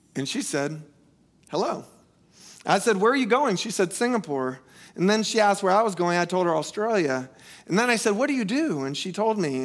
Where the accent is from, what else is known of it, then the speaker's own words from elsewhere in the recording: United States; moved away; where I grew up in Polk County, we don't have skyscrapers